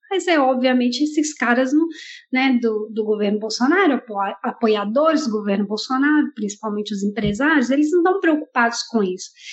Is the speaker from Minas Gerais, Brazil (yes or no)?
yes; Minas Gerais, Brazil; now in Chile; na minha cidade natal, né, Minas Gerais